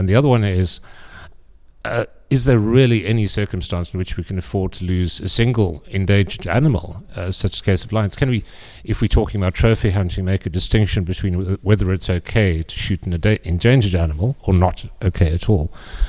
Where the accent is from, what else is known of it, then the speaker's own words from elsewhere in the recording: South Africa; I come from South Africa myself